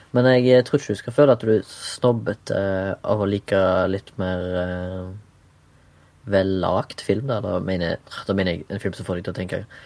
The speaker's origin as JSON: {"language": "Norwegian", "town": "Haugesund", "region": "Rogaland", "country": "Norway", "moved": "yes", "lives_now": "Oslo, Norway", "said": "jeg er fra Haugesund, bor i Oslo"}